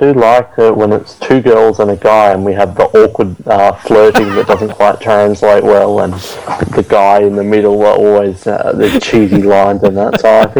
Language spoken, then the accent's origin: English; Australia; We are Australian.